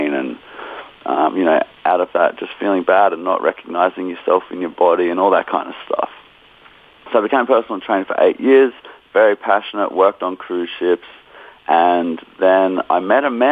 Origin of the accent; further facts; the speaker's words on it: Australia; we're from Australia as well